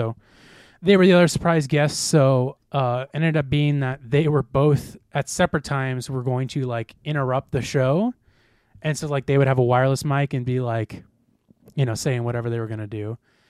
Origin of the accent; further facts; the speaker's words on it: St. Charles, United States; I'm like, holy shit, I'm from St. Charles. I can barely afford rent.